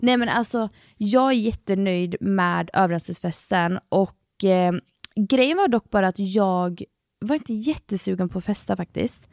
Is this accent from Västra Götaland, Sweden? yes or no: yes; Gothenburg, Västra Götaland, Sweden; jag och … är uppfödda tillsammans och i samma område. Ja. Så vi är från Kortdala i Göteborg